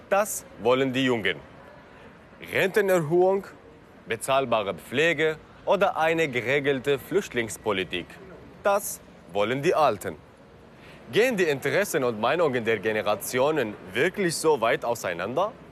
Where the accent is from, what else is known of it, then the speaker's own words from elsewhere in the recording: Syria; Mich erinnert das in meine Heimat in Syrien. Da leben auch alle unter einem Dach.